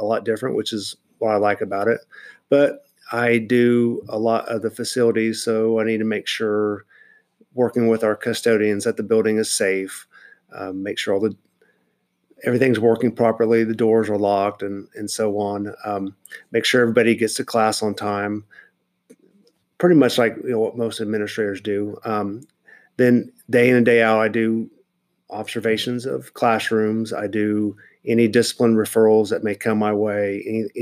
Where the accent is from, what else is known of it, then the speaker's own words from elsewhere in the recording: Wichita, Kansas, United States; moved away; growing up in Kansas